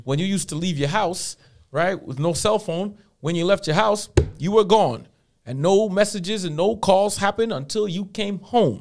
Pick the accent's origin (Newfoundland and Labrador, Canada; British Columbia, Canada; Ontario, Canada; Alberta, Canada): Ontario, Canada; Toronto; moved away as an adult; now in Edmonton, Canada; I was born in Scarborough General Hospital, man. Ran up in them streets till I was 23, and then came out to Edmonton